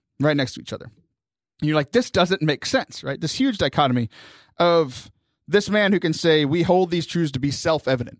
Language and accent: English; the South, United States; I grew up in the South